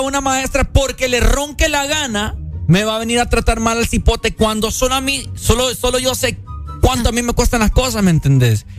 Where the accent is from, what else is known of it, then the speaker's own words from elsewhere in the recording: Honduras; esa montunés que tenemos nosotros, que porque somos hondureños